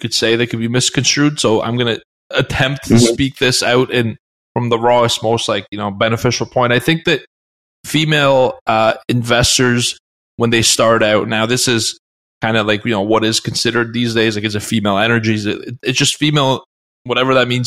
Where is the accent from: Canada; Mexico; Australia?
Canada; I'm from Canada.